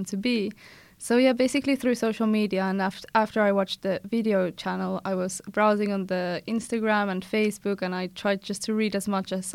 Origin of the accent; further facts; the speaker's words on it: South Africa; moved away as an adult; now in Tampere, Finland; from South Africa